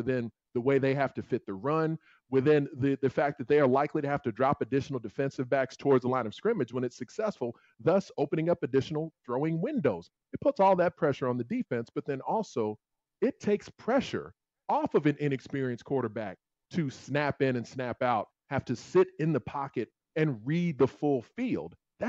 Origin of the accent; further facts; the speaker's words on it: Chicago, Illinois, United States; I live here in Chicago. I grew up here in Chicago.